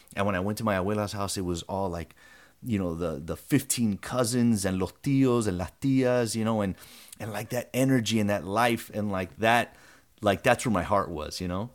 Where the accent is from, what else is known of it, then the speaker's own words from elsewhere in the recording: Broward, Florida, United States; I grew up in Broward